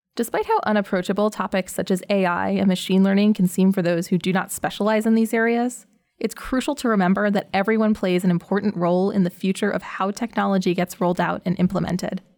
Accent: United States; Growing up in the American public school system

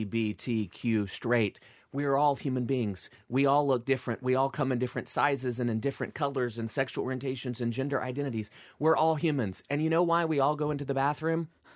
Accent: Deep South, United States; You know, growing up in the Deep South, I went to a Southern Baptist church Sunday morning, Sunday night, and when Mom got her way Wednesday night too.

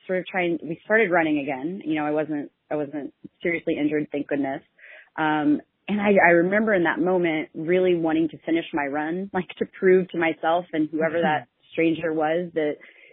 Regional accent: Kansas City, Missouri, United States; moved away; I was born and raised in Kansas City, and my folks and my little sister still live there

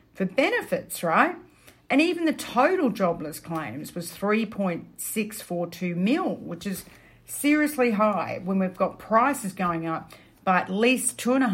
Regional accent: Melbourne, Victoria, Australia; Melbourne, my hometown

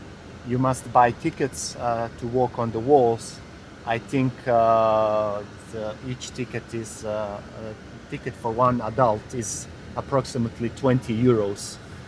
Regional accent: Bosnia & Herzegovina; English is a second language; moved away as an adult; now in Dubrovnik, Croatia; I came from Bosnia and Herzegovina to work here and practically to improve my English.

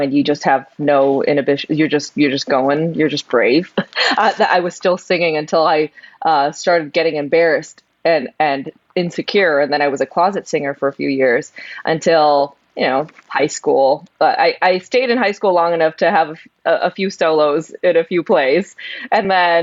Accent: San Gabriel, California, United States; I grew up in California, the LA area.

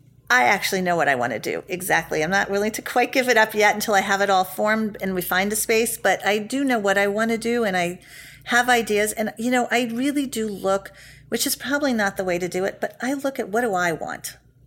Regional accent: New York City, New York, United States; I grew up in the West Village.

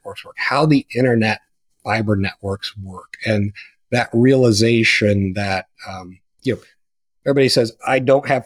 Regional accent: Pleasant Plains, Illinois, United States; So I grew up in Pleasant Plains, Illinois, 654 people.

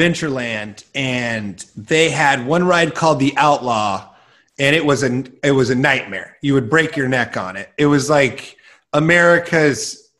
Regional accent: Iowa, United States; I grew up in Iowa

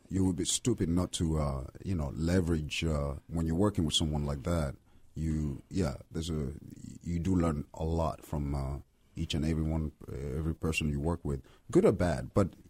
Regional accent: Lyon, Auvergne-Rhône-Alpes, France; English is a second language; moved away as an adult; also born or lived in Benin; now in United States; I grew up in Lyon, in France

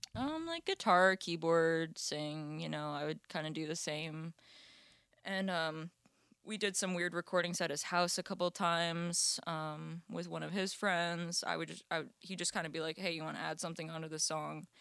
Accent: Florida, United States; I grew up in Florida

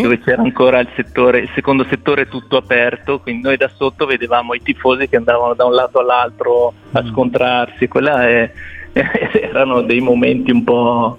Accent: Cusago, Lombardy, Italy; io sono di Cusago, Trezzano sul Naviglio

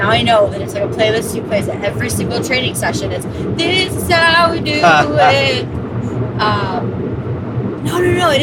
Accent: Los Angeles, California, United States; I'm from LA, right? From the Valley.

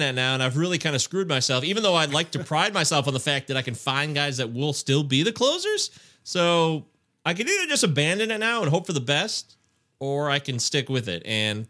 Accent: Detroit, Michigan, United States; I take Spencer Turnbull, my hometown guy of the Detroit Tigers, who I believe could be the ace of the staff this year.

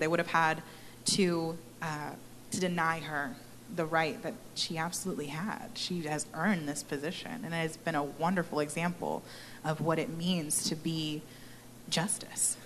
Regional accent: Texas, United States; moved away as an adult; also born or lived in Maryland; I was born and raised here in Texas

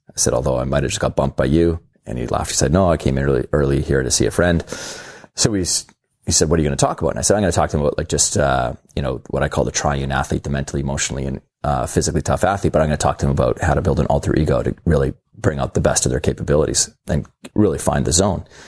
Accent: Canada; I'm Canadian

